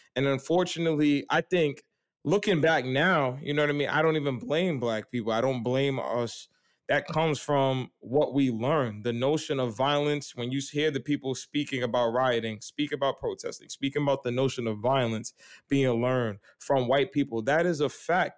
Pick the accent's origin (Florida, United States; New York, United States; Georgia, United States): New York, United States; New York City; growing up on Staten Island